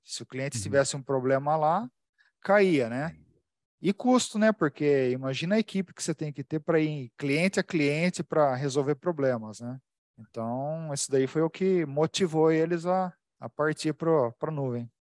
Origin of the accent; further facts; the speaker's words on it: Americana, São Paulo, Brazil; Eu sou de Americana, interior de São Paulo